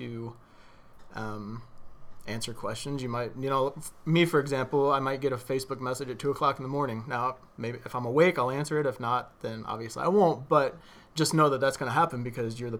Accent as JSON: {"language": "English", "town": "Greenville", "country": "United States", "tie": "born or raised there", "said": "this is my hometown"}